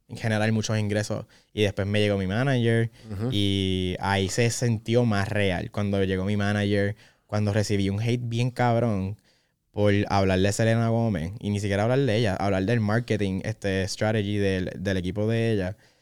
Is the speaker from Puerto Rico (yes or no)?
yes; Puerto Rico; nosotros, puertorriqueños. tenemos la dicha de poder decir que somos boricua